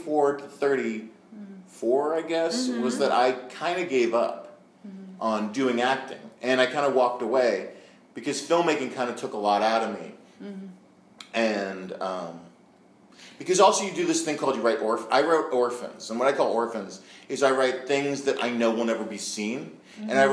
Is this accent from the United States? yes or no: yes; Marin County, California, United States; I'm from Marin County